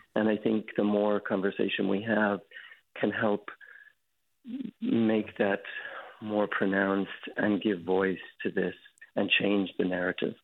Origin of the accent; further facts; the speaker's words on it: Dublin, Leinster, Ireland; moved away as an adult; now in San Francisco, United States; I was born and raised in Ireland, in Dublin